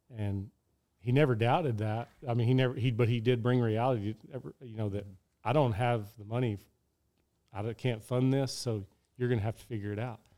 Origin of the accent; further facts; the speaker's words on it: Odessa, Texas, United States; my hometown rodeo, that's right by, over by Midland